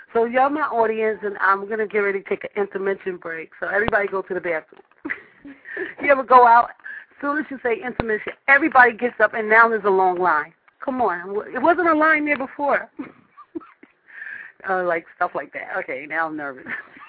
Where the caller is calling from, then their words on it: New York, United States; I'm calling from New York